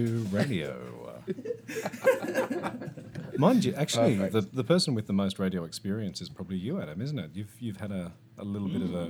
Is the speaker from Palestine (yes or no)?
no; Australia